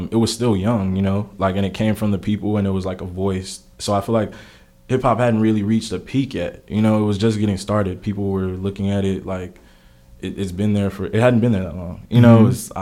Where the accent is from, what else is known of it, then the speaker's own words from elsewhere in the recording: Houston, Texas, United States; also born or lived in Rosenberg, Texas; I grew up in Houston for most of my life